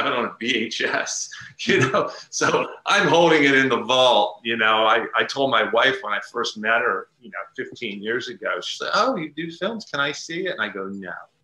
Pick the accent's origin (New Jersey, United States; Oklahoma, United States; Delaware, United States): Delaware, United States; moved away as an adult; now in Pennsylvania, United States; Delaware's my home state, but I'm about 25 minutes now into Pennsylvania